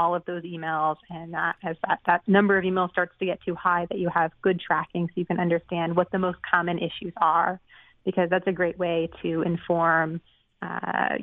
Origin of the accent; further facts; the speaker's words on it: Boston, Massachusetts, United States; moved away; I'm from the Boston area originally